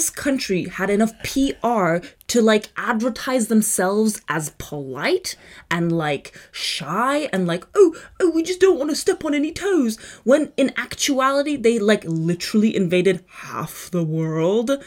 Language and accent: English; Prague, Czechia; moved away as an adult; also born or lived in Kazakhstan; now in London, United Kingdom; I was born in Czech Republic.